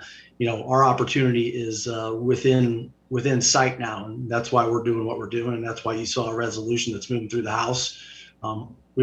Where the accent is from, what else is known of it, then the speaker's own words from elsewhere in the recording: United States; moved away; I'm from the Quad Cities. I grew up there